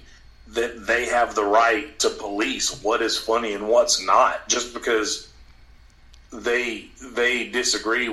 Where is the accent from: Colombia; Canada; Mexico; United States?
United States; Alabama; I'm from Alabama